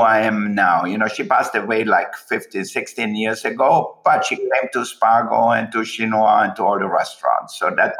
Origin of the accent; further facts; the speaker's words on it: Austria; moved away; I was born in Austria.